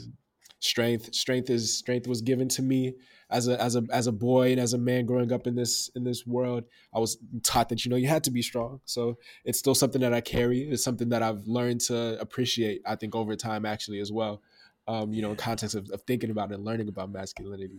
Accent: Dallas, Texas, United States; I'm from Oak Cliff, Dallas, Texas

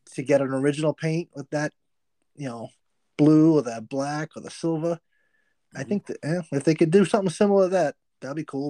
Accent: Massachusetts, United States; I'm from Massachusetts

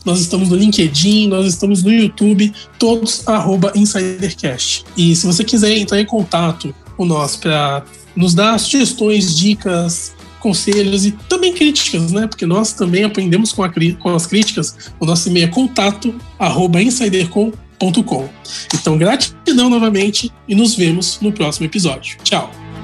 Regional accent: Baixada Santista, São Paulo, Brazil; eu também sou da Baixada Santista, eu moro em Santos atualmente.

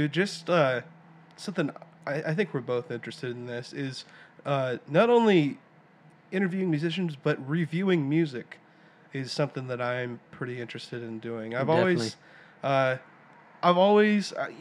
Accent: Silsbee, Texas, United States; We hail from Silsbee, Texas, small town in southeast Texas.

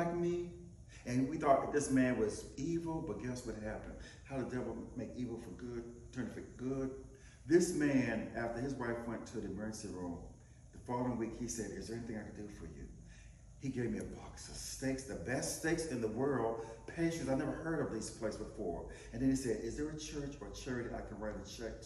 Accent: Wilson, North Carolina, United States; from the dirt roads of Wilson, North Carolina.

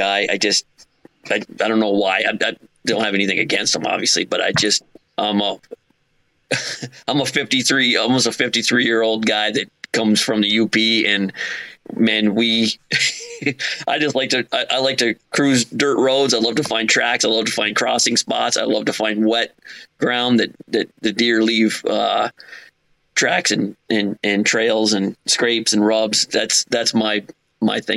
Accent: Upper Peninsula of Michigan, United States; moved away as an adult; also born or lived in South Jersey / Philadelphia; now in New Jersey, United States; I'm originally from the Upper Peninsula of Michigan. When I was 18, I joined the service

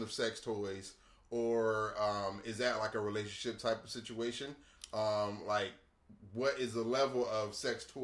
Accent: Chicago, Illinois, United States; moved away; I grew up in Chicago.

